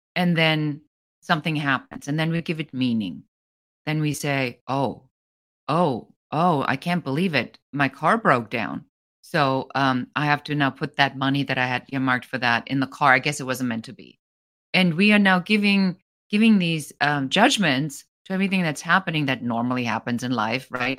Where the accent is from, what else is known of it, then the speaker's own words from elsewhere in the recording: Germany; moved away as an adult; now in United States; I'm originally from Germany. I'm an immigrant